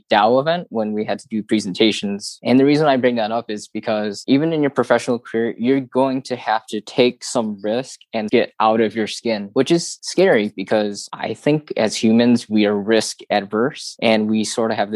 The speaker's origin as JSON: {"language": "English", "town": "Detroit", "region": "Michigan", "country": "United States", "tie": "born or raised there", "also_born_or_lived": "Dayton, Ohio", "said": "I grew up around Detroit, Michigan"}